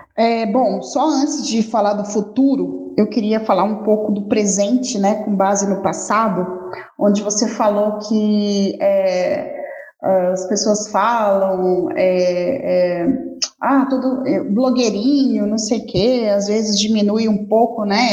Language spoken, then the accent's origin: Portuguese; Rio de Janeiro, Brazil; now in Campo Grande, Brazil; Sou carioca, mas adoro morar aqui em Campo Grande